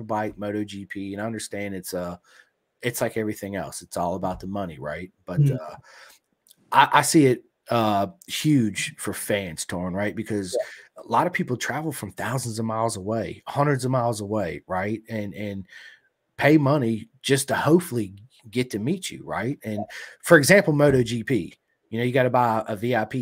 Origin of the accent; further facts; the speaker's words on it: United States; United States